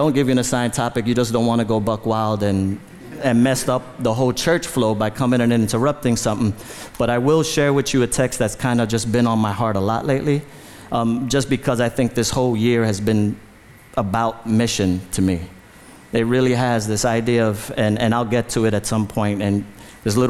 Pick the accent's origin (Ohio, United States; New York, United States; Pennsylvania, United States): New York, United States; New York City; I was born in the Bronx, in the South Bronx, lived in the Bronx my whole life